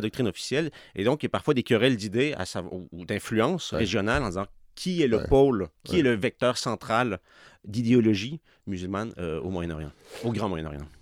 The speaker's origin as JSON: {"language": "French", "town": "Quebec City", "region": "Quebec", "country": "Canada", "tie": "born or raised there", "also_born_or_lived": "Pakistan / Middle East", "moved": "as an adult", "said": "viens de Québec, je viens de Sainte-Foy"}